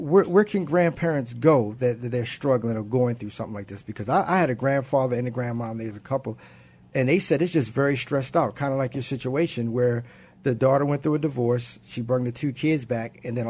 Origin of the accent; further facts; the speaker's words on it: Baltimore, Maryland, United States; moved away; I was raised by my grandparents. I'm originally from Baltimore